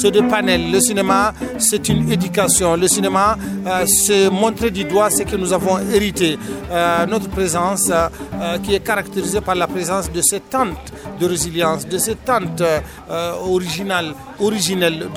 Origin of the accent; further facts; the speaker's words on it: Niger; Je suis euh, euh, un Nigérien, je suis du Niger.